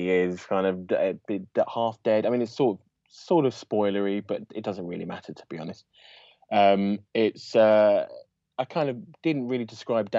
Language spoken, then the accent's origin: English; London, United Kingdom; I'm from London